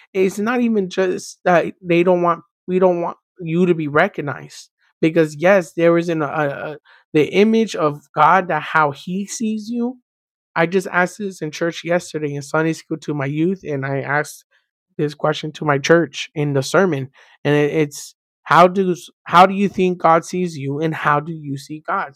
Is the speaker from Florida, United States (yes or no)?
yes; Miami, Florida, United States; I was born and raised in Miami